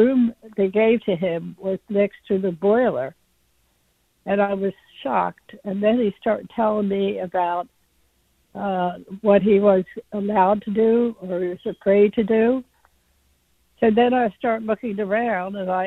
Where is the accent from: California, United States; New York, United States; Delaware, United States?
Delaware, United States; Wilmington; I'm an 83-year-old woman, and I grew up in Wilmington, Delaware